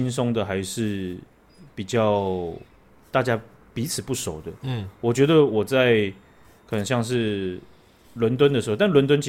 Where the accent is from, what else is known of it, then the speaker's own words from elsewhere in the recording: Taiwan; 就是说台湾的新任的总统被选出来之后，哦，被我们台湾人选出来之后，有相当多的国家啊，跟我们这个道贺。